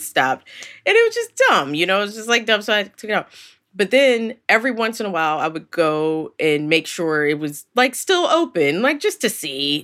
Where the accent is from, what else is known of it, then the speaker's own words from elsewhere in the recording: Philadelphia, Pennsylvania, United States; that's my hometown